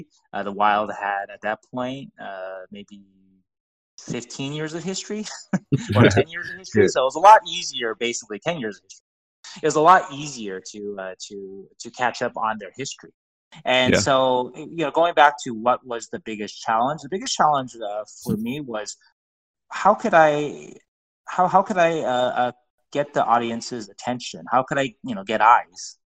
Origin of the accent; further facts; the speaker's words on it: Las Vegas, Nevada, United States; I like to think that if I hadn't told everybody that I came from Vegas, I was a Kings fan